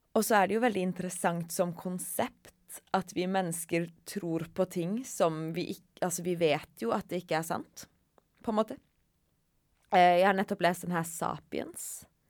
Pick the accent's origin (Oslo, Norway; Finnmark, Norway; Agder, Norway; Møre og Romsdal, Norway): Finnmark, Norway; Kautokeino; jeg kommer fra Kautokeino